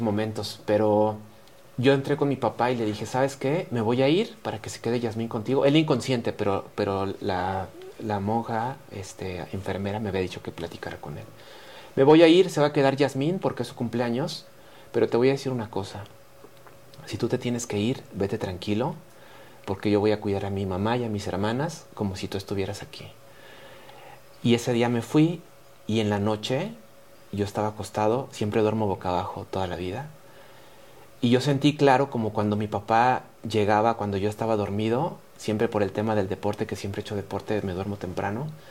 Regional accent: Mexico; como mexicanos

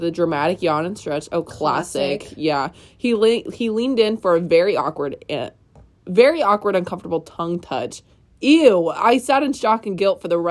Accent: Oregon, United States; I'm from Oregon.

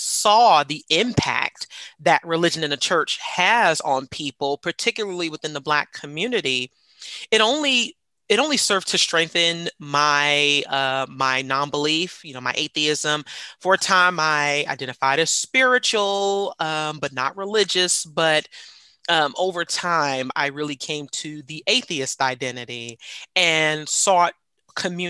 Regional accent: New York City, New York, United States; born or raised there; now in Atlanta, United States

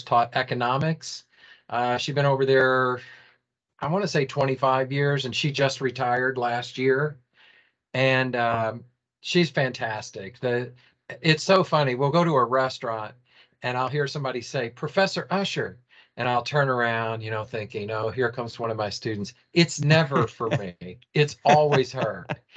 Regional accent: Louisville, Kentucky, United States; also born or lived in Raleigh, North Carolina; I was born in Louisville. I grew up here.

